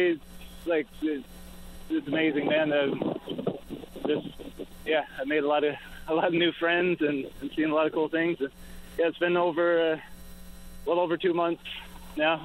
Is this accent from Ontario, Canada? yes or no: no; Wabush, Newfoundland and Labrador, Canada; also born or lived in Port Blandford, Bonavista Bay; I grew up in Wabash, so that's kind of like home